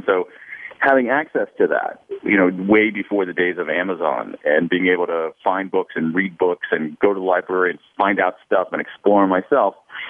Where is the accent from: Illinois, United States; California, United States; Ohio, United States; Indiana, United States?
Ohio, United States; Columbus; I grew up in Central Ohio, as you say, in Columbus, and that probably had a big effect. The older I get, it's interesting, the more I realize how much being raised in the Midwest had an effect on me